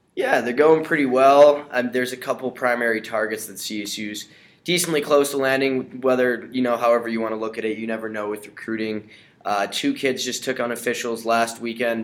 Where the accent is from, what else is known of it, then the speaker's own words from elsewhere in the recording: Chicago, Illinois, United States; I'm from the Chicago area